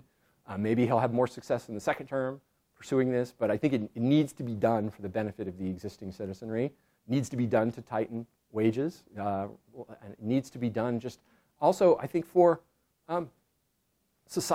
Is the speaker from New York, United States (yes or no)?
no; California, United States; I'm originally from California